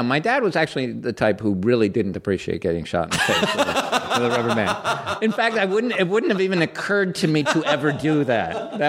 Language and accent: English; Greenwich, Connecticut, United States; And it's still the house we grew up in Greenwich, Connecticut.